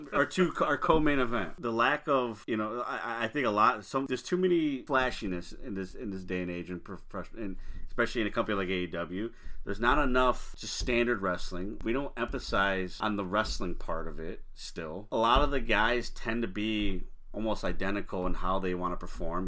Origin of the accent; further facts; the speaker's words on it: Chicago, Illinois, United States; being a Chicagoan